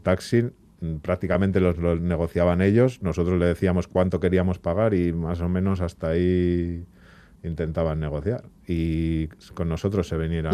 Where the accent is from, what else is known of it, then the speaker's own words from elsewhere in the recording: Bilbao, Basque Country, Spain; nosotros que somos de Bilbao